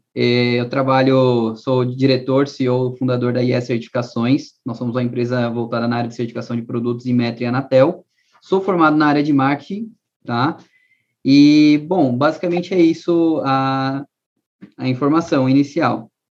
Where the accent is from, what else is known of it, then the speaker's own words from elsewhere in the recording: São Paulo, Brazil; also born or lived in Northeast Brazil; eu morei no Nordeste, dos 14 aos 18 anos, nasci em São Paulo, mas morei no Nordeste quatro anos